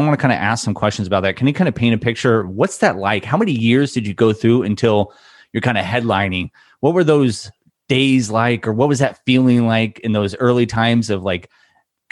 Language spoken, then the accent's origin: English; Newport Beach, California, United States; moved away as an adult; also born or lived in Anthem, Arizona; I grew up in Newport Beach, Orange County area